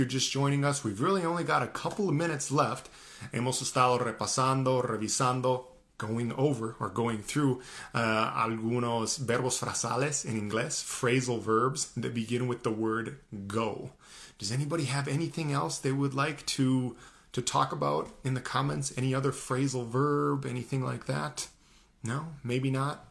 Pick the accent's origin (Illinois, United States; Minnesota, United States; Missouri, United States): Minnesota, United States; I am from the US. I'm from Minnesota, so up in the northern part of the United States